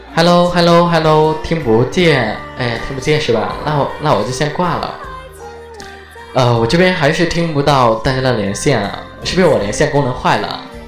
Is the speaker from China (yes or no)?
yes; Chengdu, Sichuan, China; accent: Chengdu dialect; 我死成都的，我走成都话啊